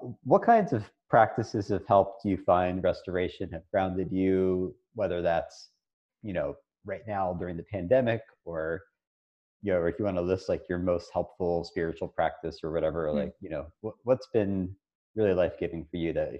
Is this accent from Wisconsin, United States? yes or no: no; Philadelphia, Pennsylvania, United States; now in Kentucky, United States; we're in Kentucky now. I'm from Philadelphia